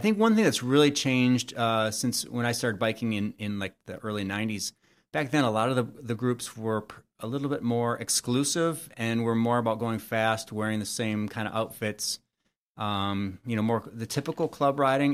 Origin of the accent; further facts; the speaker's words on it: Royal Oak, Michigan, United States; my original house where I grew up in Royal Oak